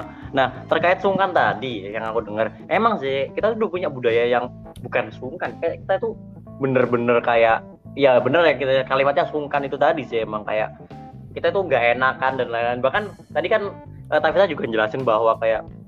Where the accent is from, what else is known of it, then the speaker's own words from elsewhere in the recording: East Java, Indonesia; aku ini dari Jawa Timur